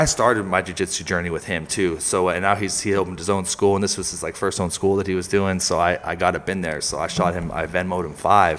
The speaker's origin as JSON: {"language": "English", "town": "Santa Cruz", "region": "California", "country": "United States", "tie": "born or raised there", "moved": "as an adult", "lives_now": "Reno, United States", "said": "So I grew up in Santa Cruz"}